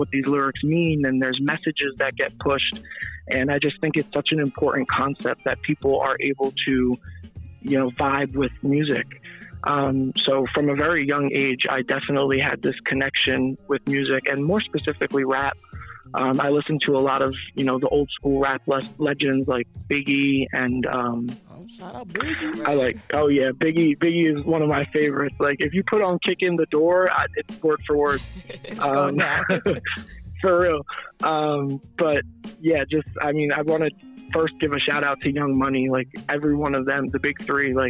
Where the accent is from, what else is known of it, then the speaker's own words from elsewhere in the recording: Easton, Pennsylvania, United States; also born or lived in New York; I was born in New York, but I've pretty much grew up in Easton, so that's the city I'll be repping from here on out.